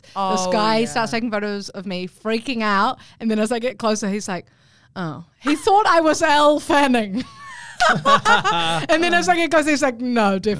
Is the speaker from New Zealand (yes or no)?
yes; Auckland, New Zealand; My hometown, Auckland.